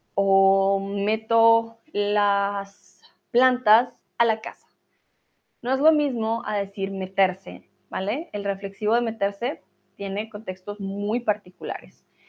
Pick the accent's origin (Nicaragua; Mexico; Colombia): Colombia